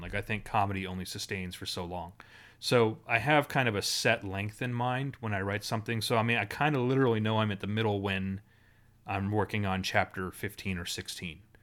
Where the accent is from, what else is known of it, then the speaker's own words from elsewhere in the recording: Ottawa, Ontario, Canada; I grew up in Ottawa